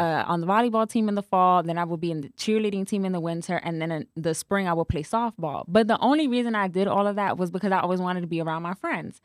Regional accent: New York City, New York, United States; moved away as an adult; also born or lived in Atlanta; now in Dallas, United States; I was born and raised in the Bronx

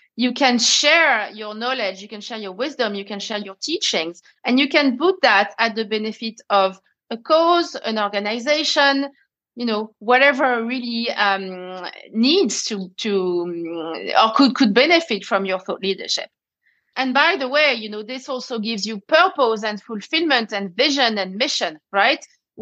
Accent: France; accent: French; English is a second language; moved away as an adult; also born or lived in Paris; now in London, United Kingdom; as you can hear with my accent i'm french

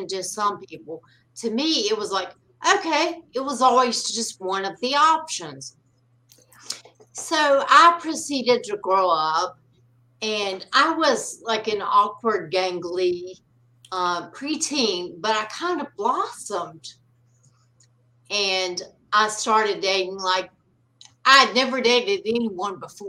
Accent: North Carolina, United States; I grew up in North Carolina

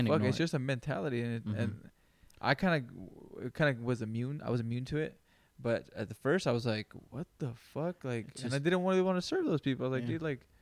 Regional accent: Greenfield, California, United States; now in Sacramento, United States; growing up in Greenfield

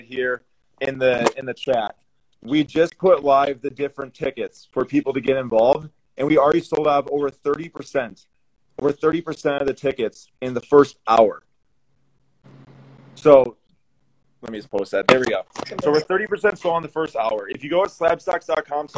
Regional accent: Milwaukee, Wisconsin, United States; We're from Milwaukee here

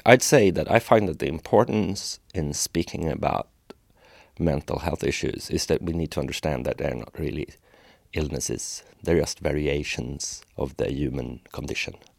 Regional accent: Sweden; a lot of Swedes are really talented. We're good at things as a culture

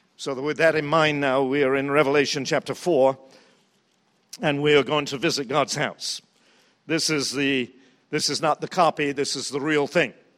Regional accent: England, United Kingdom; also born or lived in New Zealand; now in United States; I'm from England, and we do have a throne there

